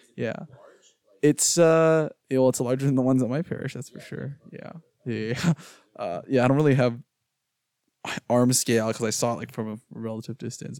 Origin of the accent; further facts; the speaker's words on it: Houston, Texas, United States; now in Austin, United States; I'm from Houston, and we have the Museum of Fine Arts in Houston